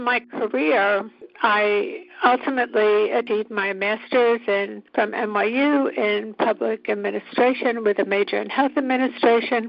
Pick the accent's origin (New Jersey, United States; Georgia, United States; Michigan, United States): New Jersey, United States; When I was growing up in New Jersey